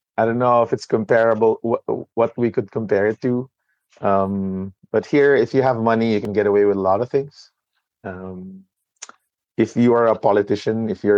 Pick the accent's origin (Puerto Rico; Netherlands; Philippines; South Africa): Philippines